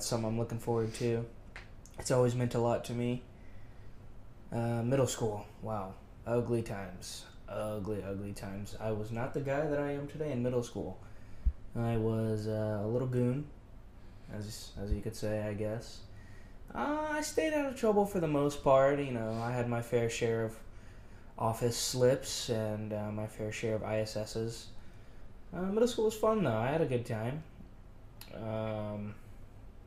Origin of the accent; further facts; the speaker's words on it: Boerne, Texas, United States; moved away as an adult; also born or lived in California; now in Austin, United States; I grew up in a small little town right outside of San Antonio called Bernie, Texas. I'm originally from California.